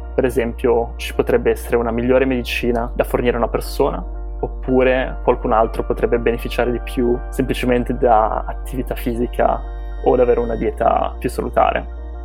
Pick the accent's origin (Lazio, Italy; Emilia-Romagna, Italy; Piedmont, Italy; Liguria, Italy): Liguria, Italy; Genoa; moved away as an adult; also born or lived in England / United States; now in Boston, United States; sono originario di Genova, in cui ho passato i miei primi vent'anni